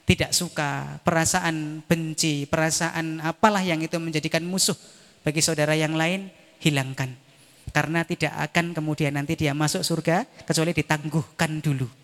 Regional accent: Lampung, Indonesia; also born or lived in Java; saya aslinya Lampung. Saya dari Jawa ke Lampung itu kalau pulang

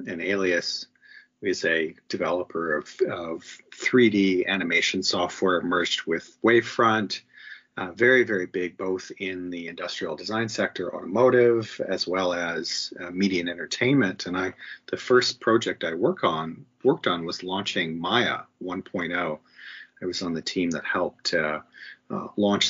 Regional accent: Canada; being a Canadian

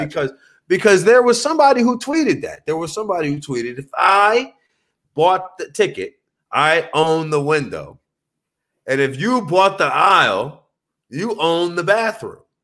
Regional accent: South Louisiana, United States; now in Los Angeles, United States; growing up in Louisiana

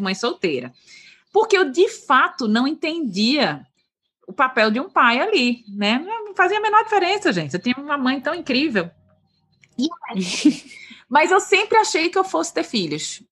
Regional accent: Recife, Pernambuco, Brazil; moved away as an adult; also born or lived in São Paulo; Eu sou de Recife, a gente é de Recife

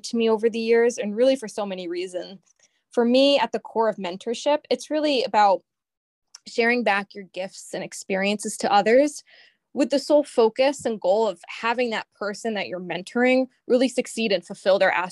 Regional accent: Cheshire, Connecticut, United States; I'm originally from the Cheshire, Connecticut area

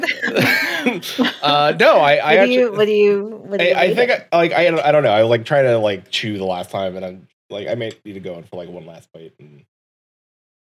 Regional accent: New York, United States; accent: mix of Hispanic and New York; my accent is a mix of Hispanic and New York

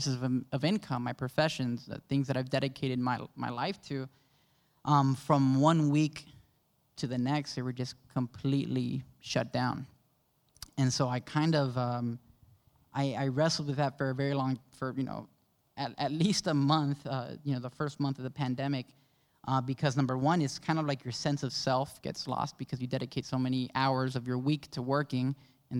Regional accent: Miami, Florida, United States; born and raised in Miami. I'm a Miami native. My background, though, is Cuban-Panamanian

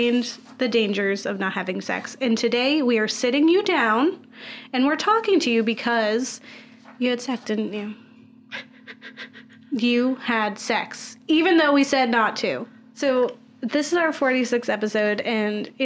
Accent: Florida, United States; I grew up in Florida

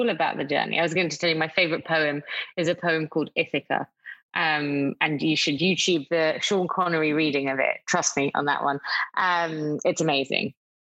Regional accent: Greece; now in New York, United States; I'm from Greece.

